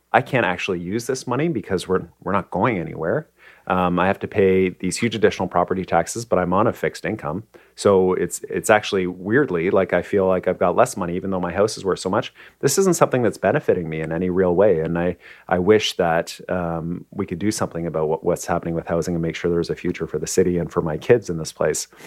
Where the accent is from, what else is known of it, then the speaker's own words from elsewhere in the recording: Kitchener, Ontario, Canada; moved away as an adult; also born or lived in Nova Scotia; now in Vancouver, Canada; I grew up in Kitchener, Ontario